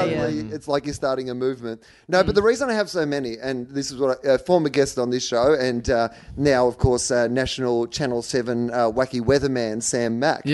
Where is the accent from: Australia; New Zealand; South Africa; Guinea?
Australia; Gippsland, Victoria; when I was growing up in Gippsland